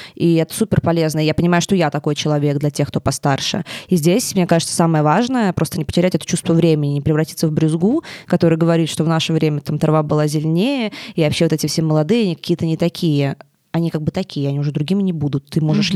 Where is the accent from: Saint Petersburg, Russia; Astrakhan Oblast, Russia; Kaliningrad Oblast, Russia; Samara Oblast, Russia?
Samara Oblast, Russia; Tolyatti; moved away as an adult; now in Moscow, Russia; ты живешь в Тольятти весь, весь, всю жизнь